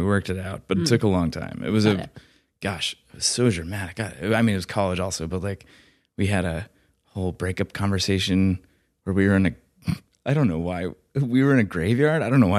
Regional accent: the South, United States; I went to college in Alabama. I'm from the South, by the way.

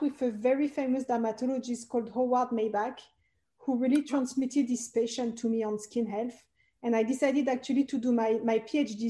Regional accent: Paris, Île-de-France, France; English is a second language; moved away; as you can hear, I'm originally French. I was born and raised in Paris

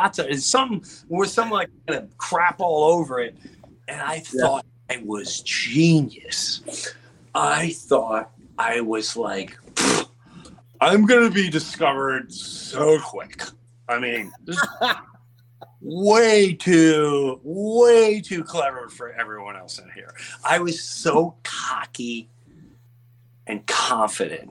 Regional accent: Long Island, New York, United States; moved away; also born or lived in Florida; I come from Long Island

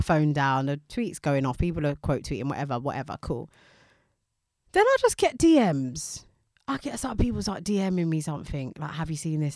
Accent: United Kingdom; we're British

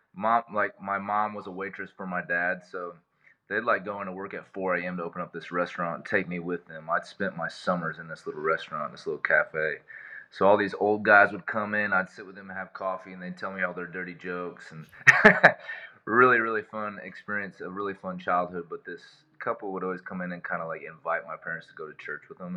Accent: Cedar Falls, Iowa, United States; born or raised there; moved away

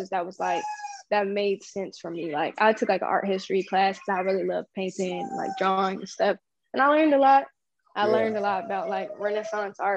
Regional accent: Lancaster, California, United States; I was born in Lancaster, California

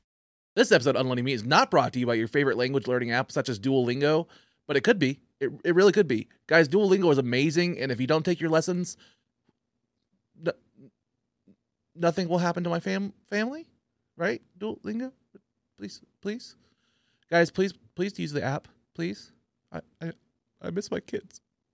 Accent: Dewey, Oklahoma, United States; That's the way I grew up in Dewey.

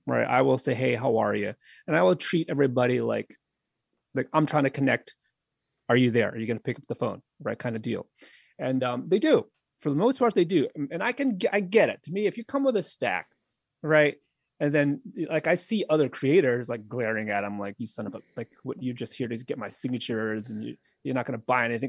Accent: New England, United States; now in Philadelphia area, United States; I'm from New England

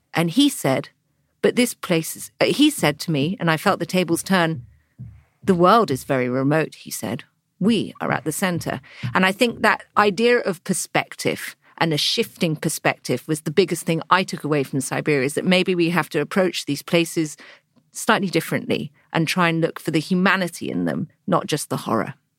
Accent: England, United Kingdom; as an English girl

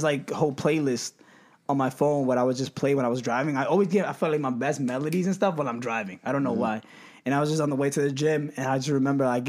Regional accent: New York, United States; growing up in New York

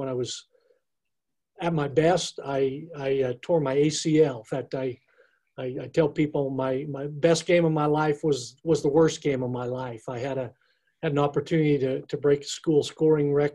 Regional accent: Cedar City, Utah, United States; I grew up in Cedar City, Utah.

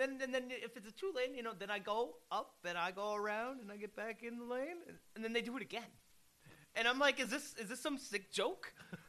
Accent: Rhinebeck, New York, United States; I grew up in Rhinebeck.

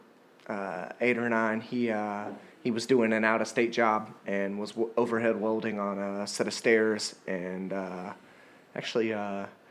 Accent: Marshall, Texas, United States; now in Austin, United States; I grew up in East Texas, Marshall, Texas

